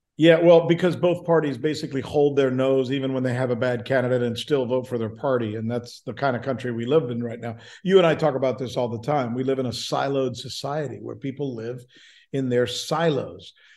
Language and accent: English; Cuba; moved away; also born or lived in Minnesota / Orlando; I grew up in Cuba, refugee, grew up super poor in a barrio.